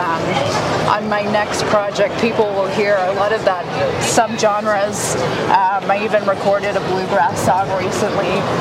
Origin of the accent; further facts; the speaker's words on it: Knoxville, Tennessee, United States; now in Nashville, United States; growing up in Knoxville